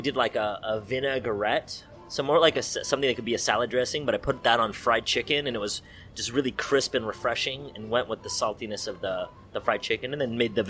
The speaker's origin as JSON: {"language": "English", "town": "San Francisco", "region": "California", "country": "United States", "tie": "born or raised there", "also_born_or_lived": "Davis, California", "said": "Well, I grew up in San Francisco, born and raised."}